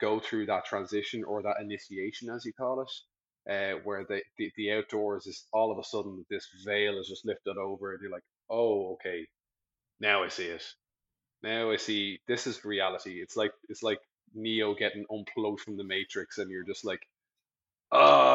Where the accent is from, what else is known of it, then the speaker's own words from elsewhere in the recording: Dublin, Leinster, Ireland; I grew up in Dublin